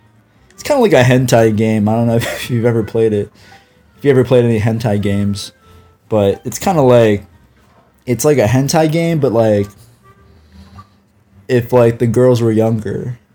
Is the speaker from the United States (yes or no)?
yes; California, United States; I'm from California. How about you? Wasting away in the sunshine.